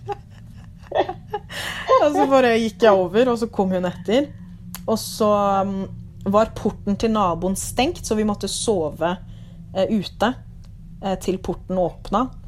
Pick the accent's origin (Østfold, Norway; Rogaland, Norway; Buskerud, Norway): Buskerud, Norway; Lier; Norwegian is a second language; also born or lived in Liberia; now in Drammen, Norway; så er jeg opprinnelig fra Liberia. Eh, oppvokst i Lier. Og nå bor jeg i Drammen.